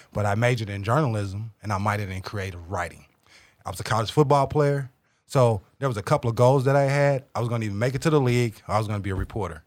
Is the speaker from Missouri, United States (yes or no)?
yes; St. Louis, Missouri, United States; moved away as an adult; now in Kansas City, United States; I was born and, born and raised in South Saint Louis